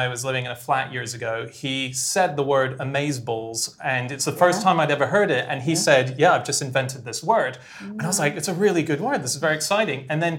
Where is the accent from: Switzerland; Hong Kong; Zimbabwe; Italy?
Hong Kong; moved away; I grew up in Hong Kong and I speak Mandarin.